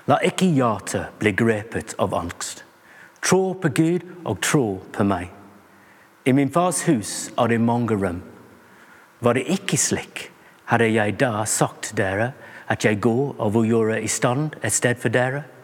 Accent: England, United Kingdom; Norwegian is a second language; Jeg er en engelskmann, som du kanskje hører. Og engelskmenn liker mange rare idrett og sport.

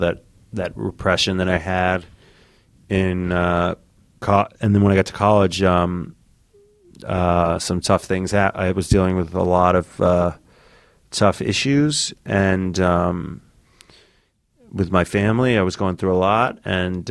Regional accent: New York City, New York, United States; I grew up in New York City

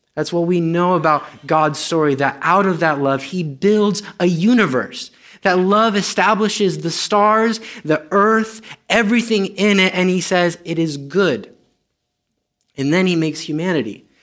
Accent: Romania; first language Romanian; English is a second language; moved away; I'm Romanian.

